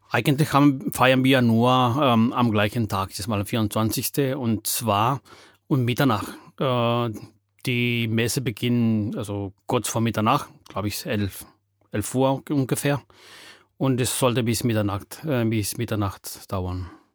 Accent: Peru; first language Spanish; German is a second language; moved away as an adult; now in Germany; Ich komme aus Peru. Ich bin 54 äh, Jahre alt und lebe in Deutschland seit 28 Jahren.

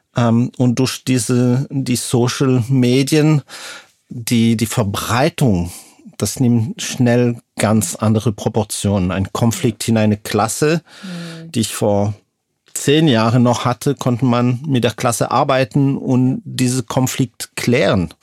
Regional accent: Lausanne, Vaud, Switzerland; moved away; komme aus Lausanne aus der Schweiz.

